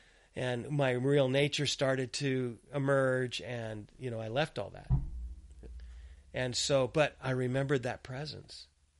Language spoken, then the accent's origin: English; Gaza, Gaza Strip, Palestine; born there; I'm a citizen of Gaza. I was born in Gaza Strip and I'm a Palestinian.